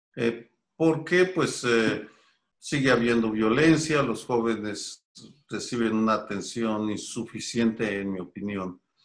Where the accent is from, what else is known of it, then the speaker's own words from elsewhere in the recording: Guadalajara, Jalisco, Mexico; moved away as an adult; also born or lived in Mexico City; yo crecí en Guadalajara, me involucré en política estudiantil en mi ciudad natal